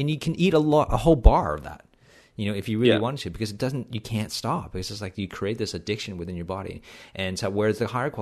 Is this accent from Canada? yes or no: yes; Canada; I'm Canadian